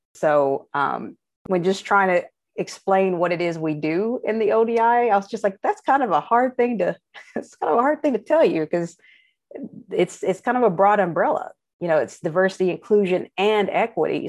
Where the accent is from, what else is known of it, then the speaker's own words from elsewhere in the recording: Frankfort, Kentucky, United States; moved away; I'm from Frankfurt originally